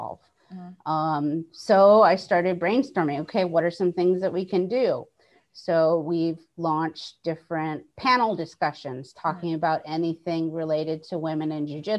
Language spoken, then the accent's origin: English; Hawaii, United States; I come from Hawaii. We don't have snow.